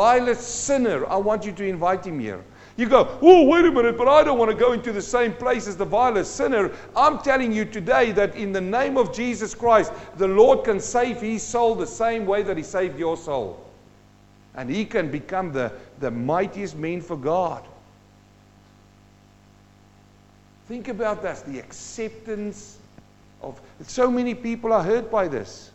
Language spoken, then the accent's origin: English; South Africa; now in New Zealand; I'm a South African-born Kiwi, and I'm standing here, and I came from South Africa where there were a lot of apartheid happening there.